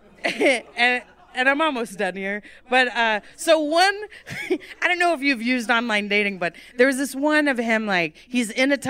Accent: Texas, United States; I'm Texan.

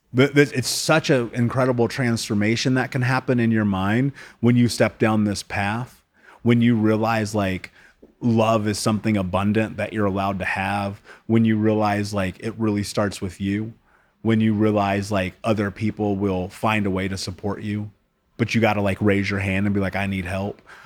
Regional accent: United States; I grew up in America

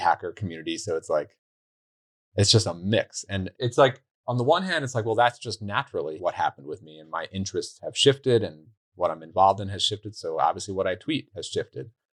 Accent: New York, United States; moved away; I'm from New York originally

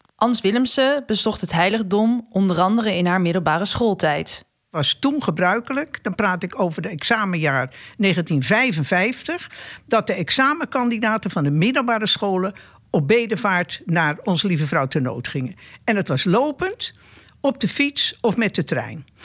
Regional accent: Argentina; now in Netherlands; Ik kom zelf uit Argentinië.

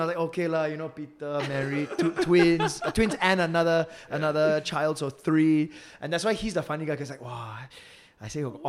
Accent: Singapore; fuck lah, I'm Singaporean, you know.

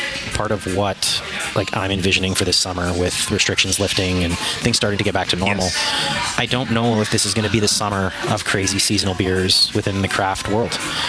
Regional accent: Manitoba, Canada; moved away; I'm from Manitoba

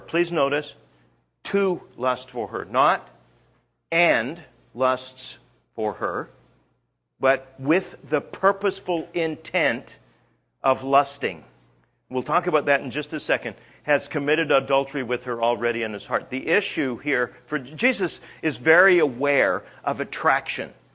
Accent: Canada; I'm Canadian.

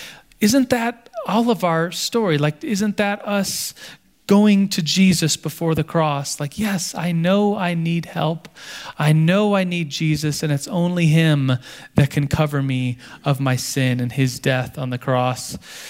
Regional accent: Turkey; born there; I wasn't born in the United States. I was born in Turkey. My dad was stationed there at the time. So I'm not a Turkish citizen. I'm an American citizen.

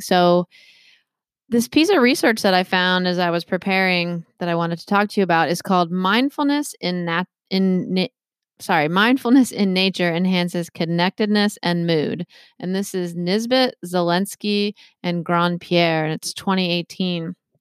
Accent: Maryland, United States; moved away as an adult; now in Massachusetts, United States; I'm from Maryland originally

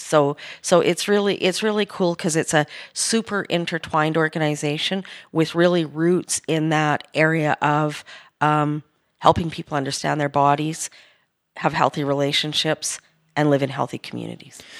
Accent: Edmonton, Alberta, Canada; I was born in Edmonton, and, uh, I grew up in the late sixties and seventies into my youth.

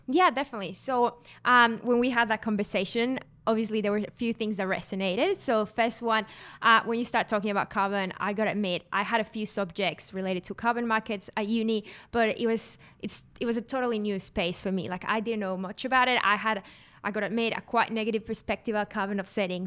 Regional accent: Mexico; now in Australia; I'm not from Australia. I'm from Mexico

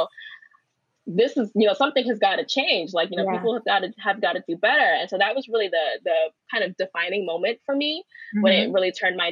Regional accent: New York City, New York, United States; I grew up in Crown Heights

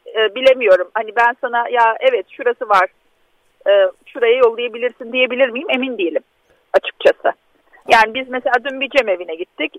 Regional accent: Diyarbakır, Diyarbakır Province, Turkey; bir Diyarbakırlı olarak

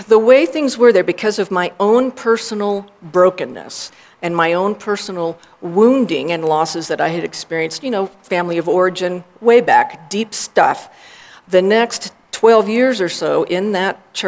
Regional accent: Texas, United States; also born or lived in Austin, Texas; I was born in Texas in 1962

